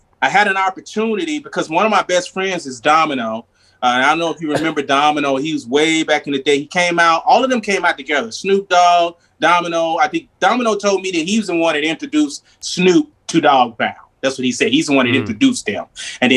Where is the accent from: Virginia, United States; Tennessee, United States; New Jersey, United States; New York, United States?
Tennessee, United States; now in California, United States; I'm a Southern boy. I'm from Tennessee